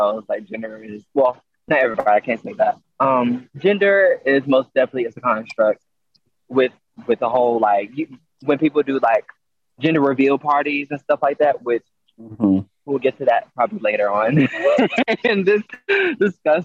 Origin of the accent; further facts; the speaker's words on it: Mesquite, Texas, United States; I grew up in Mesquite, so like Mesquite was very much so white